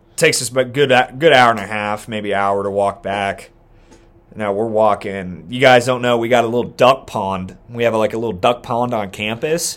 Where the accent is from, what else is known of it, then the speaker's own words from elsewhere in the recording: near Dayton, Ohio, United States; moved away; in Dayton, my like, damn near my hometown